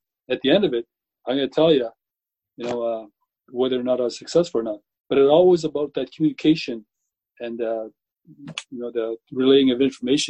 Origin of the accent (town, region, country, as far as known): British Columbia, Canada